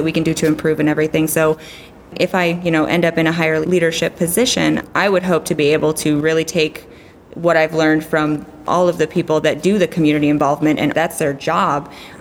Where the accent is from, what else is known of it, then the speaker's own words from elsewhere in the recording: Wisconsin, United States; now in Fairbanks, United States; I grew up in Wisconsin